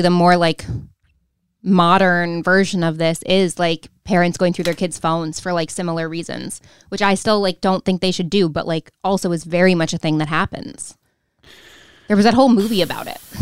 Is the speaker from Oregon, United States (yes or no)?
no; Rochester, New York, United States; accent: Rochester; my Rochester accent